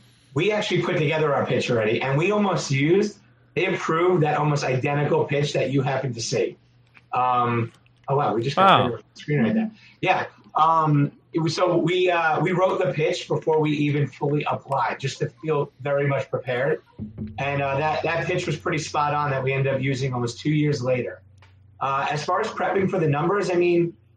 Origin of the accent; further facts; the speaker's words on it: Long Island, New York, United States; now in Connecticut, United States; I'm from Long Island originally